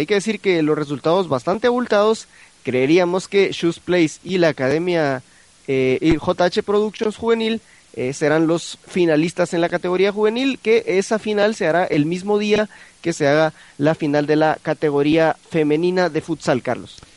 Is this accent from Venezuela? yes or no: no; Guatemala; nosotros eh, como guatemaltecos